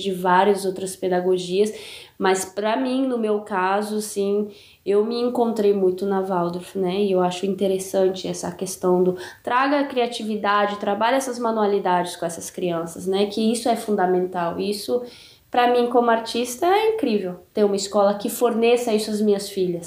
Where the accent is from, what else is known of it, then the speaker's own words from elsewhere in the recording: Brasília, Federal District, Brazil; moved away; aquilo que eu vivi na minha infância em Brasília